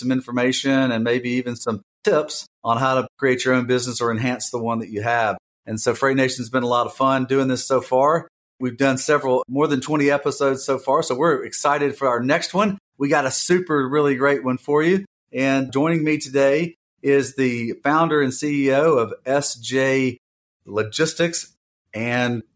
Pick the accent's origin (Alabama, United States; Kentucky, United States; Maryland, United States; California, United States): Alabama, United States; also born or lived in Atlanta, Georgia; sort of accent in your voice to mine being from Alabama